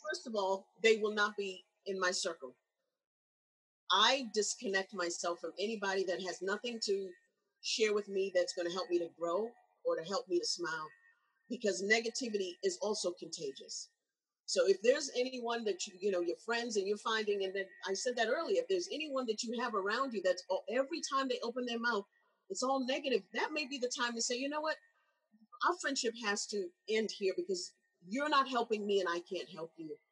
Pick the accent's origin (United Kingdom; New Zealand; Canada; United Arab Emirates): United Kingdom; England; when I grew up in England